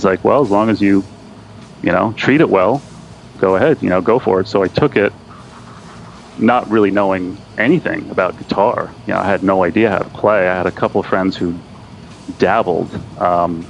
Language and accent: English; Bellport, New York, United States; also born or lived in Levittown, New York; We moved out to Belport, which is where I am right now, though I haven't lived in Belport my whole life